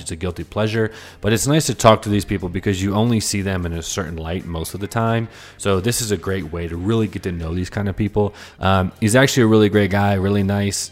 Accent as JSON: {"language": "English", "town": "Washington", "region": "District of Columbia", "country": "United States", "also_born_or_lived": "Charlotte, North Carolina", "said": "I moved back home to D C"}